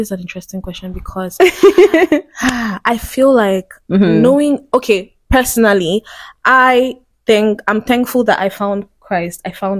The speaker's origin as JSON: {"language": "English", "town": "Enugu", "region": "Enugu State", "country": "Nigeria", "tie": "born or raised there", "also_born_or_lived": "Lagos", "moved": "yes", "said": "I was born in Enugu, by the way."}